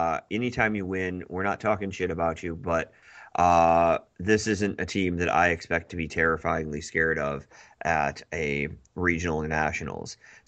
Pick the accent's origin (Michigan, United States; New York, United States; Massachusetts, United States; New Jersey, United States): Michigan, United States; Grand Rapids; I'm from Grand Rapids. There's exclusively white people here, so unfortunately I've never learned anything of how to pronounce other people's names.